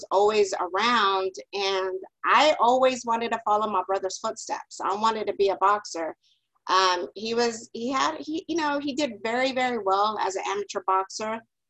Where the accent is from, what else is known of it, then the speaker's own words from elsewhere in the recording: Big Spring, Texas, United States; moved away; also born or lived in Dallas; growing up, I'm originally from West Texas. It's a small little town called Big Spring